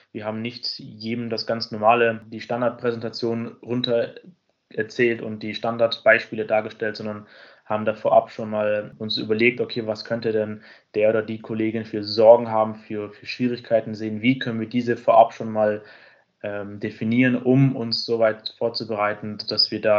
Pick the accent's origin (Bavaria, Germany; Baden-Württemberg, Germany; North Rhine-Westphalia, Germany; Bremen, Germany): Bavaria, Germany; Munich